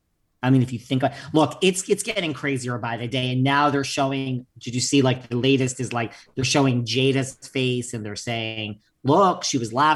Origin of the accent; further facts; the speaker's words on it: New York, United States; I'm such a New Yorker.